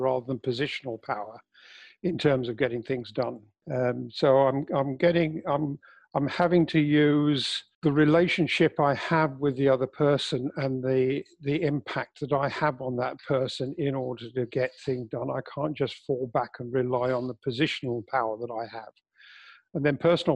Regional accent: England, United Kingdom; I'm English

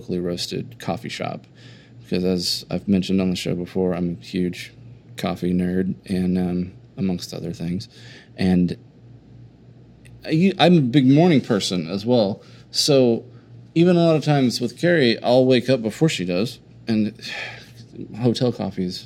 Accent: Oklahoma, United States

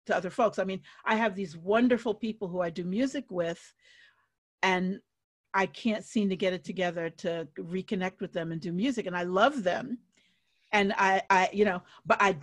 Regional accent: New York City, New York, United States; moved away; the New York City I grew up in, and that includes the 70s

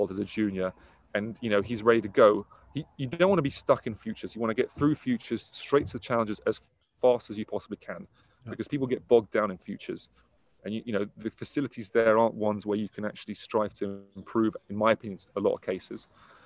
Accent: Middlesex, London, United Kingdom; I'm from Middlesex

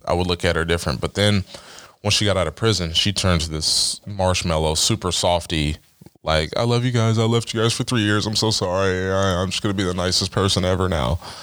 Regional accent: Dover, Ohio, United States; growing up in Dover

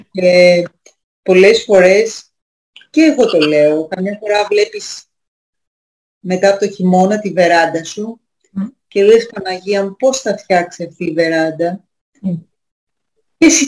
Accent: Greece; Και να είμαστε Έλληνες και να μην ε, ξέρουμε τι είπε ο πιο σημαντικός φιλόσοφος.

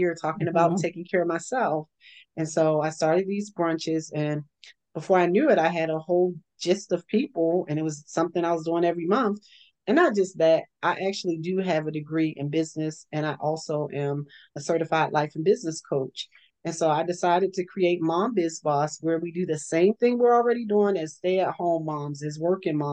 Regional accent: Baltimore, Maryland, United States; moved away; I'm originally from Baltimore years ago.

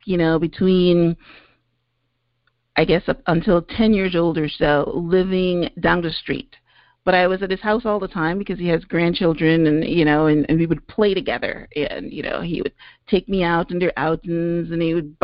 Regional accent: Guyana; also born or lived in Canada; now in United States; I was born in British Guyana, which is, you know, in South America

